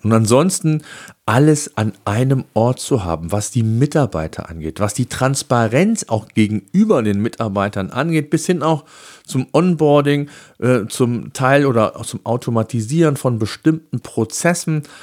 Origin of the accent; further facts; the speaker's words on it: Germany; bei uns in Deutschland